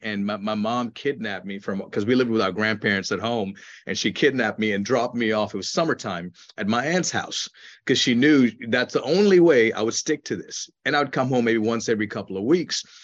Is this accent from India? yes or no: yes; India; moved away; When I was a child growing up in India